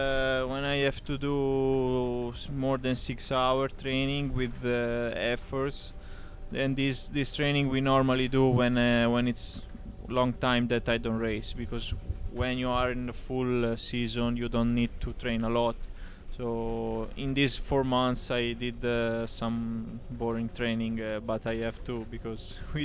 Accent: Tuscany, Italy; English is a second language; I come from Tuscany

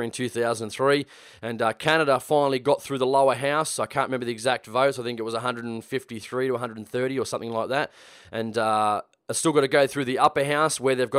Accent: New South Wales, Australia; born and bred in New South Wales, living in Sydney

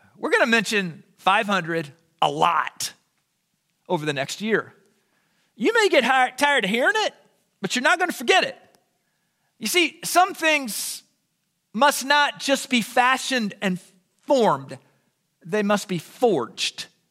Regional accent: Southern Illinois, United States; I was raised in the Southern Illinois incarnation of the Jesus Revolution

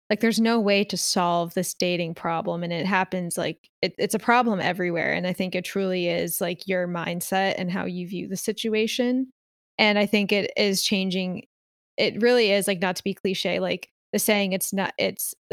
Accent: Philadelphia, Pennsylvania, United States; now in Los Angeles, United States; like I came from Philly. I was used to a certain type of person and environment. So like coming to LA with this type of person and environment was like jarring for me.

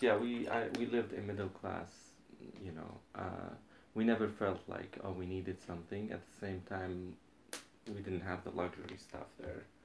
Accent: Lebanon; moved away as an adult; also born or lived in Utah, United States; now in Los Angeles, United States; I was born and raised in Lebanon until I was 20, 24 when I moved to United to the United States

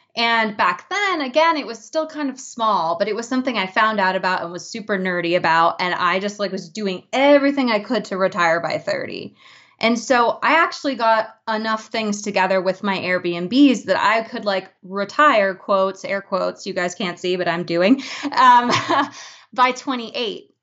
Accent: Boulder, Colorado, United States; my hometown

